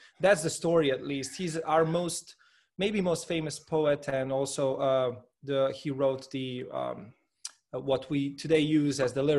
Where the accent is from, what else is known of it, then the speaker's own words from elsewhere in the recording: Slovenia; Well, I must say, Slovenia, in many respects, is a very comfortable place to live in. It's a small country, about a 2.5 to 3 hour drive across the sort of the longest diagonal.